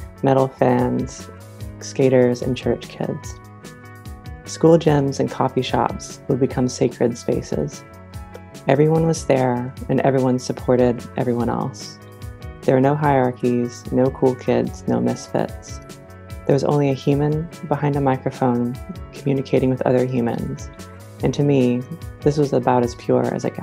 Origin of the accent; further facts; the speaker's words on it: Smoky Mountains of East Tennessee, United States; now in Indianapolis, United States; I grew up in the Smoky Mountains of East Tennessee